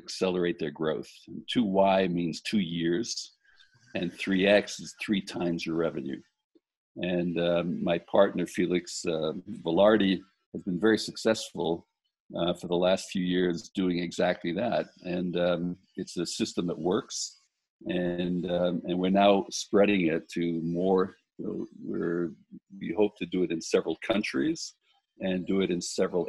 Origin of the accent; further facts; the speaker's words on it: New York City, New York, United States; moved away; also born or lived in Italy; I grew up in Brooklyn, New York